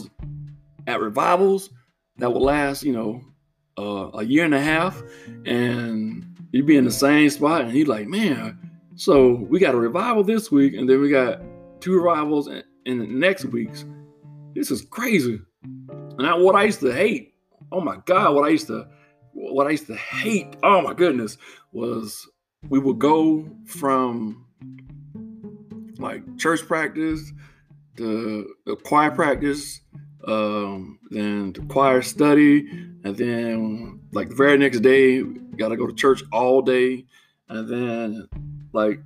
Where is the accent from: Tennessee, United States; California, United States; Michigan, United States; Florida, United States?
Florida, United States; as a little boy growing up in Florida